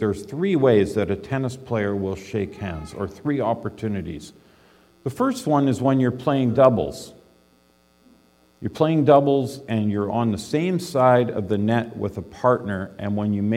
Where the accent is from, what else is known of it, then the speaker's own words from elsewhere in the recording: British Columbia, Canada; I grew up in British Columbia